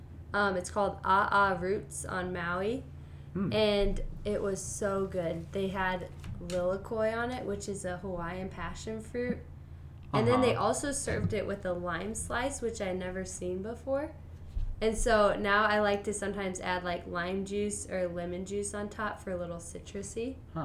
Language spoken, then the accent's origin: English; United Kingdom; I am British as well.